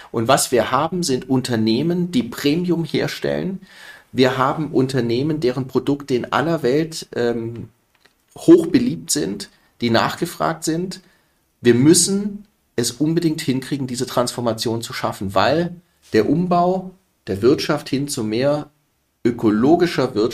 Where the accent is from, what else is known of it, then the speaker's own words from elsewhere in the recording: Stuttgart, Baden-Württemberg, Germany; Im Übrigen, ich komme ja aus Baden-Württemberg, wie du weißt. Ich bin gebürtiger Stuttgarter.